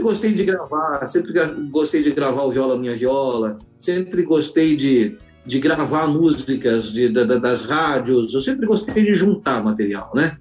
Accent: Santo André, São Paulo, Brazil; now in Rio Grande do Sul, Brazil; eu sou de Santo André, São Paulo

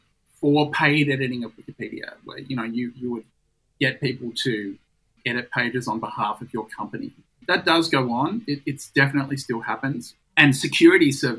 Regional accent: Australia; as an Australian

